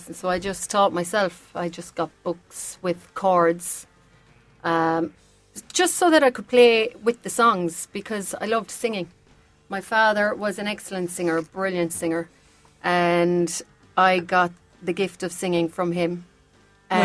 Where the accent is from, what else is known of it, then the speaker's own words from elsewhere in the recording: Newtownshandrum, Munster, Ireland; Hurling is more the sport in my village at home